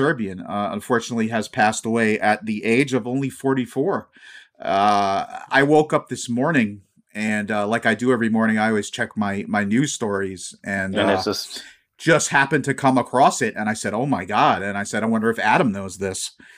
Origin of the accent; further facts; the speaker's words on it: Scotland, United Kingdom; It's funny, being a Scotsman, like, the only real hair I have is on my legs.